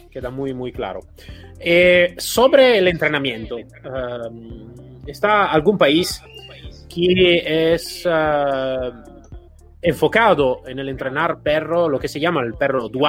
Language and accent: Spanish; Italy; Spanish is a second language; Soy un italiano raro, lo sé, lo